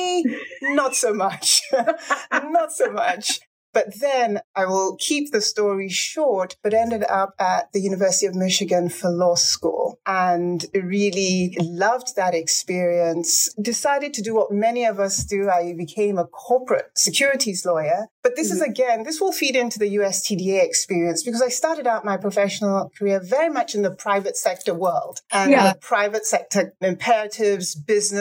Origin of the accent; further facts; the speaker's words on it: Lagos, Nigeria; moved away; also born or lived in Ibadan, Nigeria; And I had my formative years in Lagos.